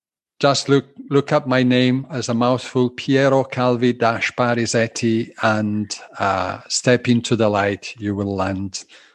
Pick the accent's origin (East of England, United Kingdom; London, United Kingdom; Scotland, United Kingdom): Scotland, United Kingdom; Glasgow; they hear Italian undertones and Scottish undertones in my speaking. Yes, I'm a tally. I'm a Glaswegian Italian.